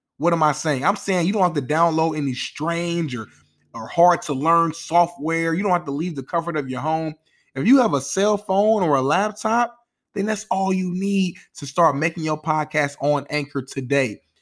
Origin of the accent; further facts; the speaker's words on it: Indianapolis, Indiana, United States; I'm from Nap Town, which means go. I'm an Indianapolis Colts fan